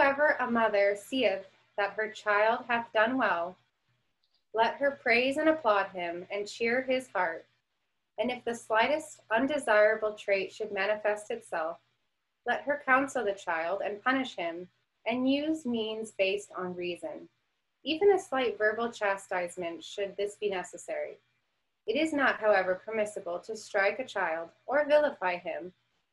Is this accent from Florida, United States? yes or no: no; Phoenix, Arizona, United States; I'm from Phoenix, Arizona